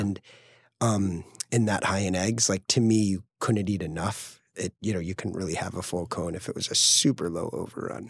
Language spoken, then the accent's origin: English; Greenwich, Connecticut, United States; moved away as an adult; also born or lived in San Francisco / upstate New York / Brooklyn; Greenwich Point, where I grew up in Connecticut